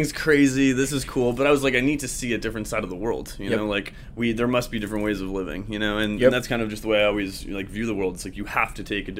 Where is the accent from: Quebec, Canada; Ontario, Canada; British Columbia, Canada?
British Columbia, Canada; Vancouver; Yeah, I'm from Vancouver and Whistler. You know, we had to go hit the slopes.